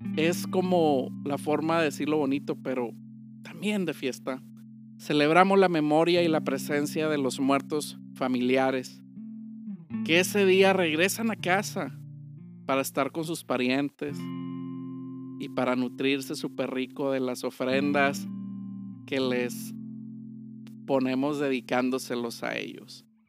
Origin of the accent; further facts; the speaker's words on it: Mexico; para nosotros los mexicanos